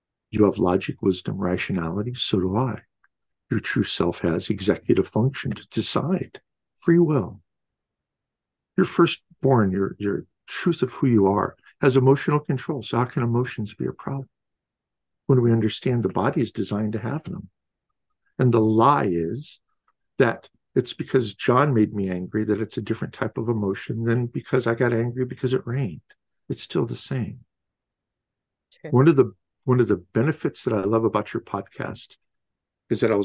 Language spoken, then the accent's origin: English; Midwest, United States; I was born in the Midwest back in early 60s